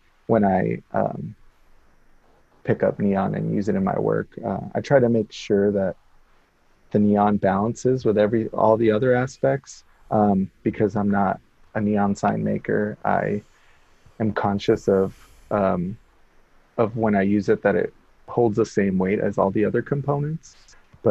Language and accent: English; El Paso, Texas, United States; also born or lived in Salt Lake City, Utah; now in Portland, United States; I'm originally from El Paso, Texas